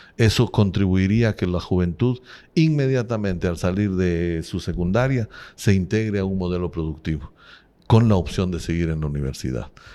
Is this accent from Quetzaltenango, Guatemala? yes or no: no; Cobán, Alta Verapaz, Guatemala; moved away as an adult; also born or lived in Guatemala City; nací en Cobán, Alta Verapaz, soy normalista, fui maestro. Al egresar del magisterio en Alta Verapaz, en Cobán